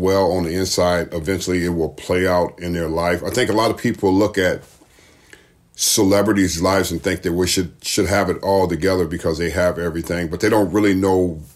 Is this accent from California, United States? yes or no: yes; Los Angeles, California, United States; I was brought up in Watts, California